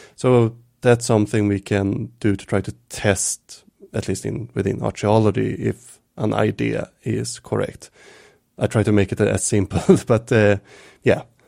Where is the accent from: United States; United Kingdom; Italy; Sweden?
Sweden; Stockholm, Stockholm County; also born or lived in Visby, Gotland; I moved from Stockholm, where I grew up and lived